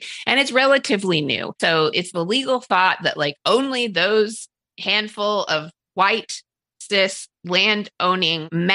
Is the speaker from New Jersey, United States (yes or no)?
no; Utah, United States; in my home state of Utah